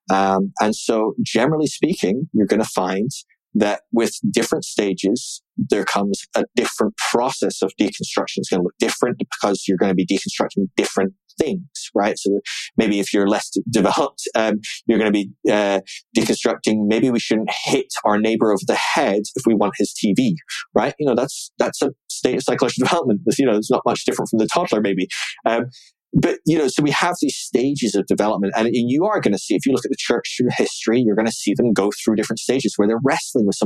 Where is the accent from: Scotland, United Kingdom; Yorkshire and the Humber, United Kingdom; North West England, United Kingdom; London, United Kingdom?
Scotland, United Kingdom; my hometown up in Scotland